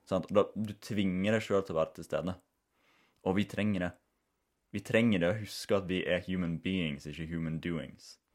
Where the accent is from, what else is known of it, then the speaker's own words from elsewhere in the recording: Norway; Vi kommer jo ifra Den norske kulturen kommer jo ifra liksom, husmannssamfunn